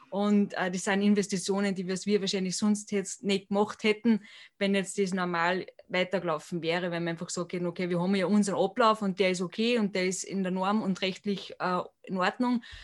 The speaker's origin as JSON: {"language": "German", "country": "Austria", "said": "bei uns in Europa oder in Österreich"}